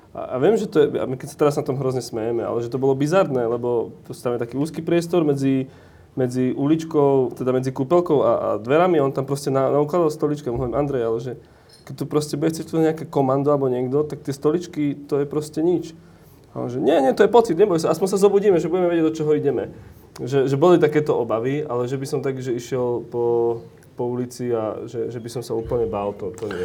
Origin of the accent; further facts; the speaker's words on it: Orava, Žilina Region, Slovakia; ja som z Oravy